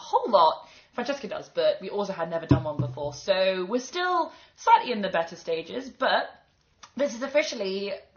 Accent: London, United Kingdom; also born or lived in Edinburgh; I'm from London

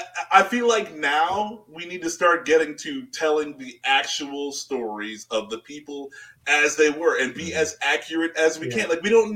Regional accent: Jamaica; this might just be because like I'm Jamaican, Jamaican, we'll call it that.

